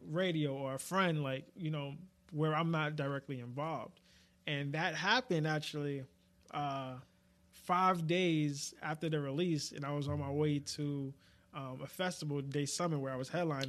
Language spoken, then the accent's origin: English; New York, United States; being a New Yorker